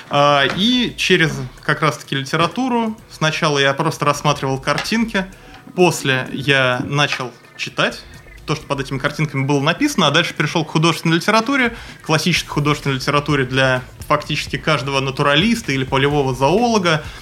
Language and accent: Russian; Moscow, Russia; now in Primorsky Krai, Russia; Нет, я не из Приморья, я приехал из Москвы. В Приморье я живу шестой год.